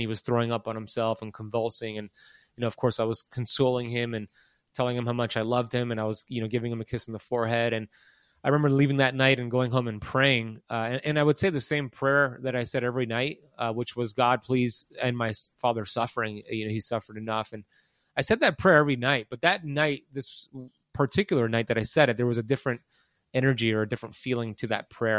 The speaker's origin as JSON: {"language": "English", "town": "Miami", "region": "Florida", "country": "United States", "tie": "born or raised there", "said": "I was born in Miami in nineteen eighty-four."}